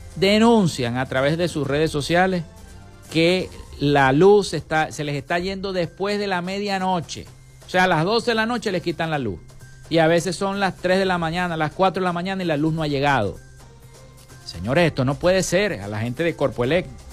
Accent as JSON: {"language": "Spanish", "town": "Maracaibo", "region": "Zulia", "country": "Venezuela", "tie": "born or raised there", "said": "yo soy nacido en Santa Lucía"}